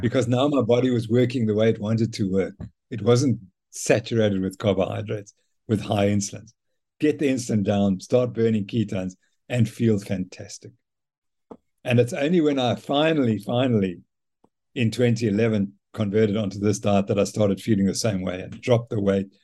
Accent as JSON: {"language": "English", "country": "Zimbabwe", "tie": "born or raised there", "moved": "yes", "lives_now": "South Africa", "said": "I was brought up in Zimbabwe by my mother and father"}